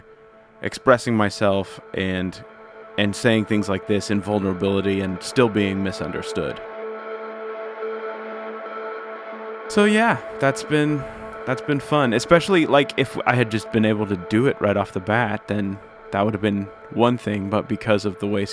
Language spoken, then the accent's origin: English; Southern California, United States; now in Nashville, United States; I'm from California. I live in Nashville now, but I originally am from California, Southern California